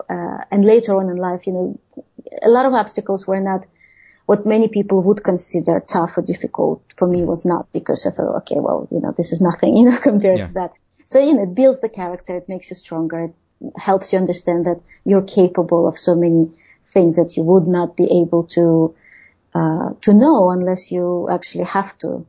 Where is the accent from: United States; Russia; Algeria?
Russia; English is a second language; moved away; there were very, very few Russian immigrants at the time, and people were very surprised to hear that I am from Soviet Union or that I'm Russian